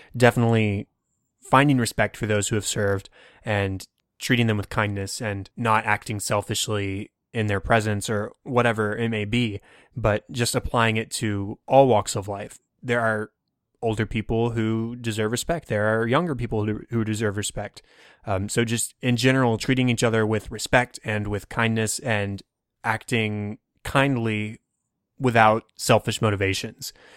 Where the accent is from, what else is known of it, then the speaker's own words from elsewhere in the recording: Texas, United States; I'm from Texas. I don't see very many truly white Christmases.